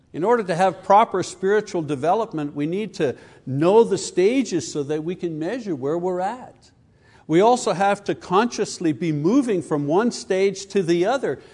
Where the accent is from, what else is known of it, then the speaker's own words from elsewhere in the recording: Canada; I come from Canada.